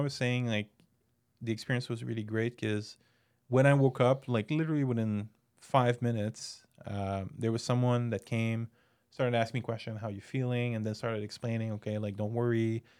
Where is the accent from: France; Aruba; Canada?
Canada; I'm Canadian.